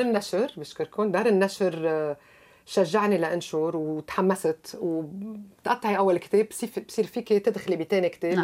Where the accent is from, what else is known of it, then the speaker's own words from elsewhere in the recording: Lebanon; now in Canada; اني لبنانيه